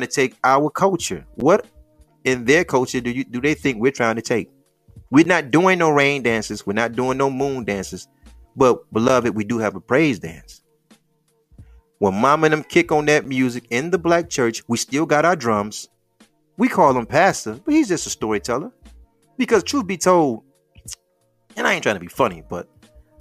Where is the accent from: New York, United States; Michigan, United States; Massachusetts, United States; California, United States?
Michigan, United States; Detroit